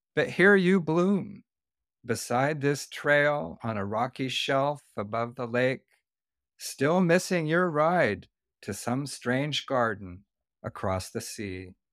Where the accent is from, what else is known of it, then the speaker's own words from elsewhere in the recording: the Northwest, Pacific Northwest, United States; moved away as an adult; also born or lived in Santa Barbara, California; I am from the Northwest